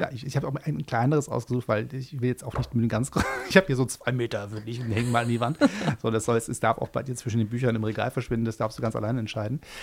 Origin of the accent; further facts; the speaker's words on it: Hamburg, Germany; als Hamburger in Berlin